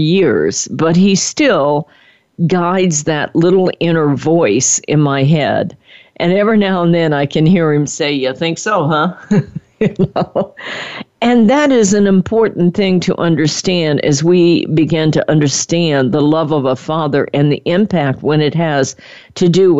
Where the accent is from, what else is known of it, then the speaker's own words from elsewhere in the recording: Midwest, United States; moved away; I was born in the Midwest.